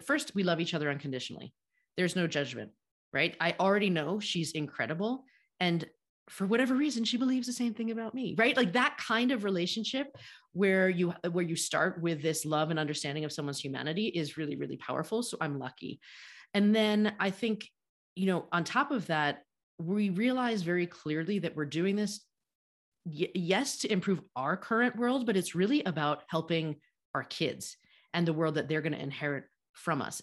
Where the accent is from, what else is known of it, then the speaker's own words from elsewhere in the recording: United States; grew up in the United States just like I did